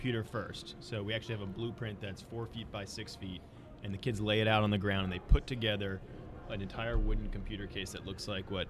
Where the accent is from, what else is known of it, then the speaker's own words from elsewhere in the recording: New Jersey, United States; I'm from New Jersey